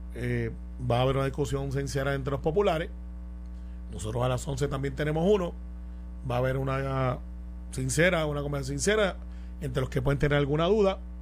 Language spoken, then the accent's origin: Spanish; Guaynabo, Puerto Rico; mi corazón está con Guaynabo porque ese es mi pueblo.